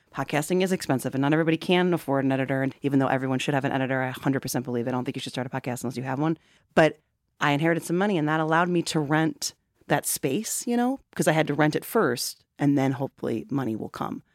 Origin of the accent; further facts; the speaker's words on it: Wheaton, Illinois, United States; now in Chicago, United States; I grew up in Wheaton.